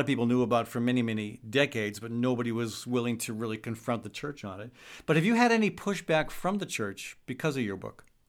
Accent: Saugus, Massachusetts, United States; moved away as an adult; now in Des Moines, United States; I grew up in Saugus, Massachusetts

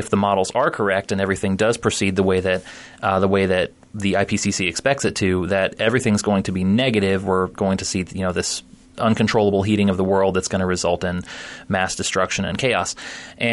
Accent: Florida, United States; now in Iowa, United States; I grew up in Florida, so we lived with it already

